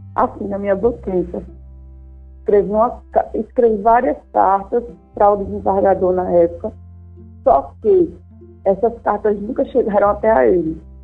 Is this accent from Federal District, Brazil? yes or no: no; Arapiraca, Alagoas, Brazil; also born or lived in Maceió; eu nasci aqui em Maceió, com sete anos de idade, fui morar em Arapiraca e morei lá boa parte da minha vida